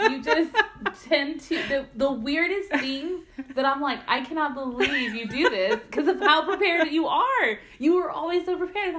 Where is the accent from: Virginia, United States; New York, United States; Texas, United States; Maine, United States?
Texas, United States; You know, we're from Texas.